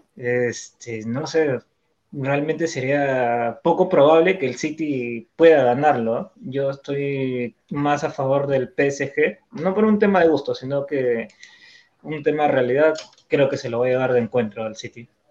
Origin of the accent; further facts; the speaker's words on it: Peru; como peruano te duele, pues, te ver a un equipo este, de tu país que este, te representa